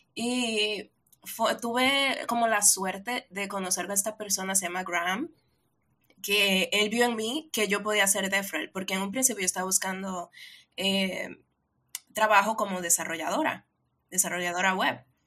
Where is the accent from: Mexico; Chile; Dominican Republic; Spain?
Dominican Republic; yo soy de República Dominicana. República Dominicana es una islita en el Caribe